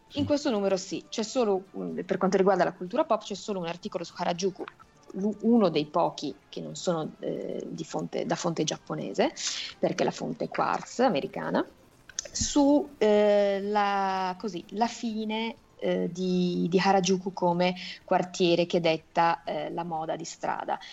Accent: Italy; born or raised there

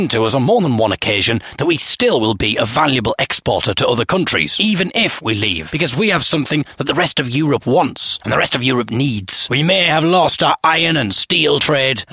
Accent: Hartlepool, North East England, United Kingdom; moved away; my hometown

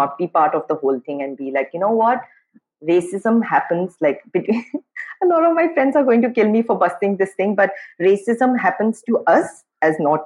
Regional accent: Guwahati, Assam, India; moved away as an adult; also born or lived in Imphal, Manipur; now in Mumbai, India; I grew up in Guwahati.

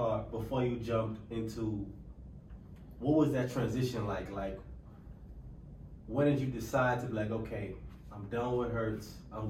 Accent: Bahamas; I'm from the Bahamas.

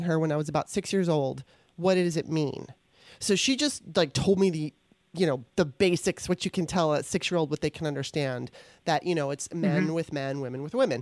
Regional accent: Los Angeles, California, United States; also born or lived in Maryland; growing up in Los Angeles

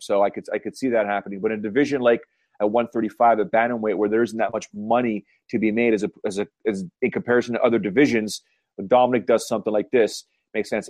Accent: Canada; accent: Canadian; my Canadian accent

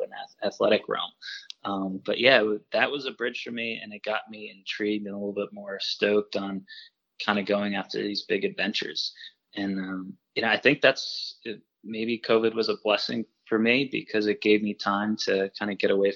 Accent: Woodstock, Vermont, United States; I grew up in Woodstock, about just a few miles from the big ski mountain Killington

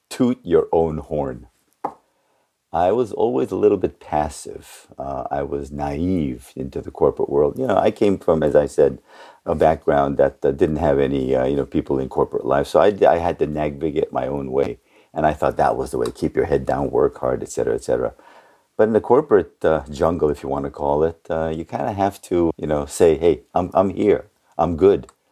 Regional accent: California, United States; growing up in the Bay Area, thing that I really, really, I think took away from that more than anything else coming to the States when I was around 11.

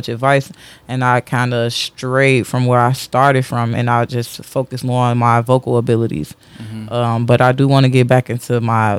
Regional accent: Chicago, Illinois, United States; I grew up on Madison and Monroe. Kedzie and Monroe

